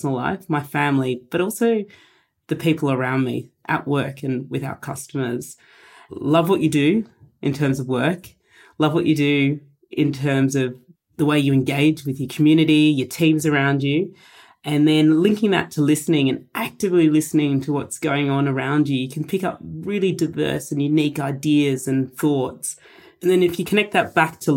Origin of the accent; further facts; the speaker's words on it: Australia; a Polish-Indian heritage, and I'm first-generation Australian